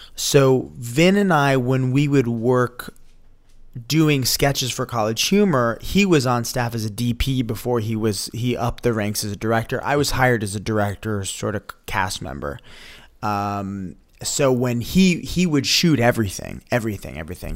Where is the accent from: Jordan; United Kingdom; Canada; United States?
United States; Woodstock, New York; the buddy I grew up with in Woodstock, New York